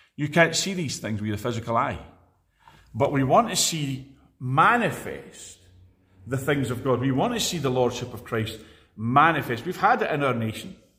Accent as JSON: {"language": "English", "town": "Edinburgh", "region": "Scotland", "country": "United Kingdom", "tie": "born or raised there", "moved": "yes", "lives_now": "Glasgow, United Kingdom", "said": "I was born in Edinburgh"}